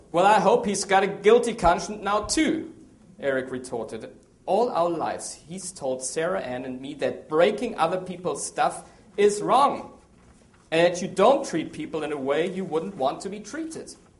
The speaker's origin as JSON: {"language": "English", "country": "Germany", "also_born_or_lived": "South America / Asia", "moved": "yes", "lives_now": "Maryland, United States", "said": "Well, I'm from Germany. Strange name, strange accent"}